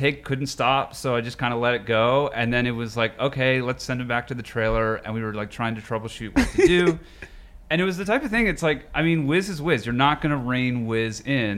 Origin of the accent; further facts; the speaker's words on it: Pittsburgh, Pennsylvania, United States; moved away; also born or lived in Colorado / New York; I was born in Colorado, but raised in Pittsburgh